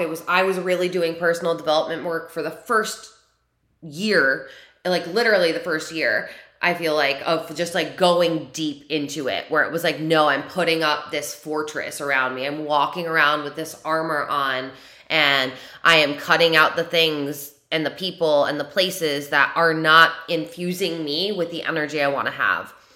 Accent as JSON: {"language": "English", "region": "New York", "country": "United States", "tie": "born or raised there"}